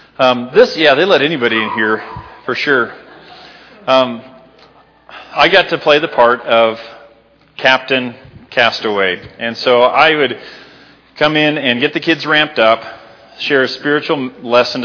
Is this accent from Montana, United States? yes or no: yes; Libby, Montana, United States; moved away; my hometown of Libby, Montana